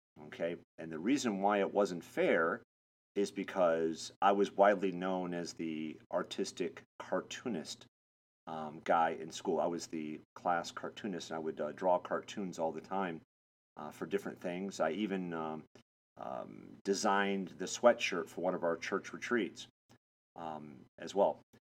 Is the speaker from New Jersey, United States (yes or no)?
no; Michigan, United States; moved away as an adult; also born or lived in Florida / Texas / Los Angeles; I was born and raised in Michigan